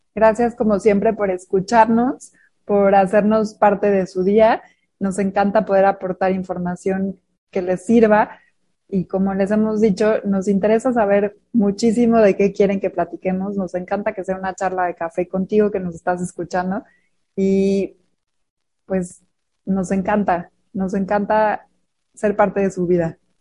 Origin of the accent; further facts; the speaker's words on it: Mexico; Somos mujeres mexicanas